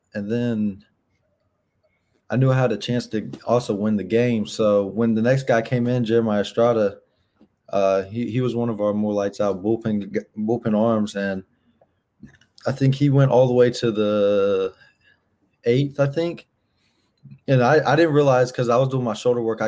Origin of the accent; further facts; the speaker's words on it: North Carolina, United States; I'm from North Carolina.